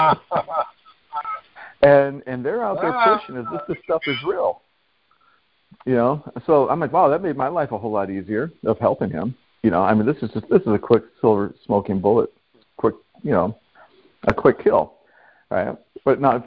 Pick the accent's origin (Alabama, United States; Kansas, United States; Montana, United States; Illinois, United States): Montana, United States; now in California, United States; I'm originally from Montana, but I'm currently... well, on the land of California right now.